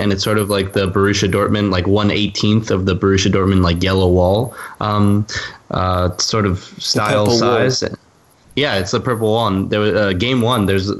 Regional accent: Orlando, Florida, United States; I went to Orlando City, which is actually really nice because it's obviously my hometown

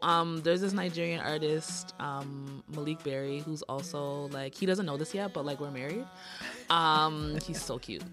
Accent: Canada; also born or lived in Jamaica (ancestry); I'm Canadian, like, of Jamaican descent

